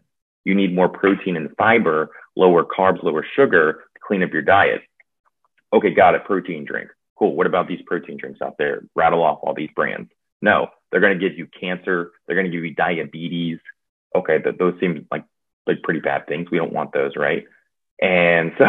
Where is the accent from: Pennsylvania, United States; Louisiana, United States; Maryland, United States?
Louisiana, United States; also born or lived in New Orleans, Louisiana; I'm from Louisiana and was in New Orleans for about 10 years